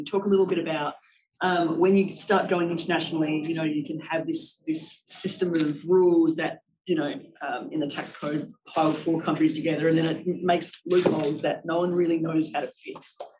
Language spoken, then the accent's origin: English; Australia; moved away; I'm Australian Research Fellow in Belfer Centre.